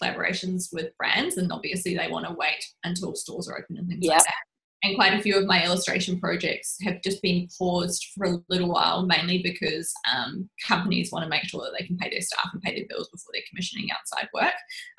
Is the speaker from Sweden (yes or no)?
no; Rotorua, Bay of Plenty, New Zealand; moved away; Yeah, I grew up